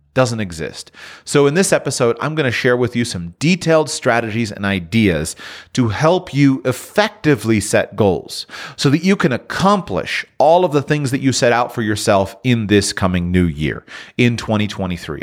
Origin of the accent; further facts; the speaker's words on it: South Florida, United States; I'm born and raised in South Florida